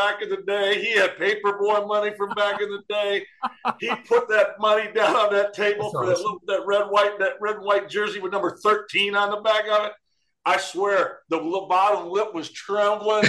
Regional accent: Detroit, Michigan, United States; moved away; I was born outside of Detroit. I'm a Detroit kid

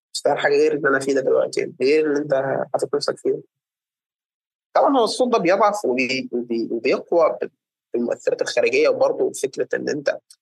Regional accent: Egypt; عندنا في مصر

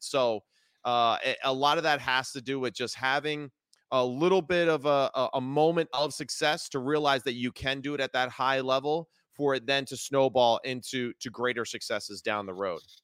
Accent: New Jersey, United States; I grew up in New Jersey

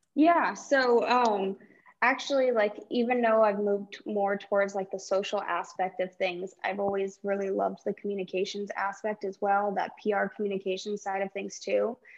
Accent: California, United States; growing up in California

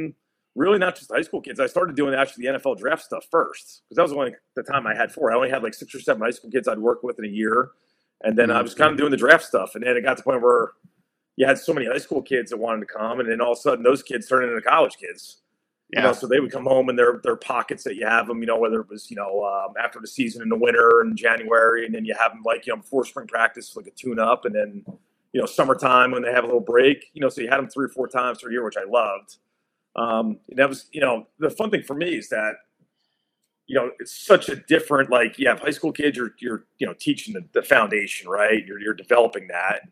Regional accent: Ocean Township, New Jersey, United States; I grew up in Ocean Township in Red Bank down in Monmouth County

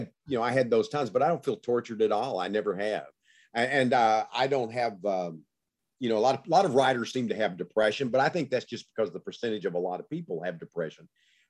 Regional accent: the South, United States; I grew up in the South during segregation, you know, and so I write about that.

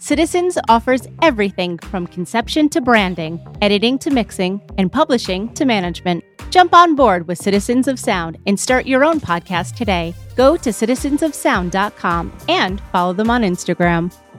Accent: New York, United States; I'm from New York

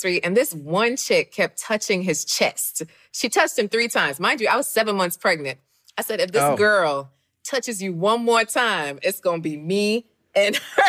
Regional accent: Jamaica; I'm Jamaican

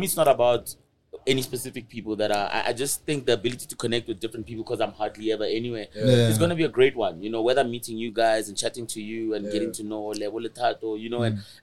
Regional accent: Pretoria, Gauteng, South Africa; I grew up in Attridgeville in Pretoria.

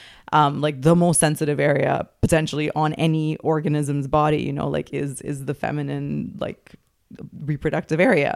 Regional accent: Dubai, United Arab Emirates; I grew up in Dubai

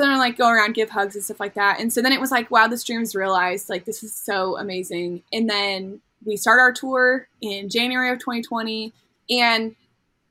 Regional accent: near Fullerton, California, United States; Cal State Fullerton near my hometown

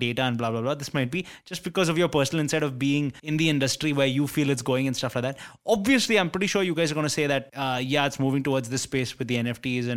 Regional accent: India; as an Indian

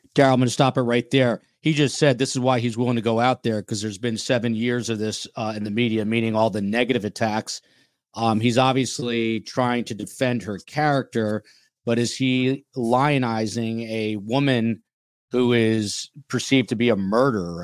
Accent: United States; moved away; I grew up in Jersey, New York

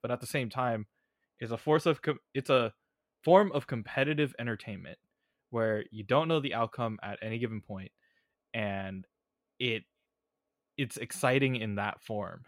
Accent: Bay Area, California, United States; I grew up in the Bay Area.

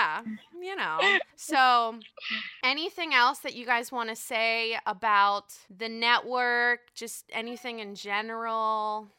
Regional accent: Pittsburgh, Pennsylvania, United States; I'm a Pittsburgh bitch. Okay, I'm from Pittsburgh. We from Pittsburgh, honey.

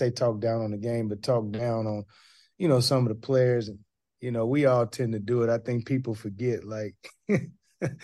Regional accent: Portland, Oregon, United States; when I was a young kid growing up in Portland, Oregon

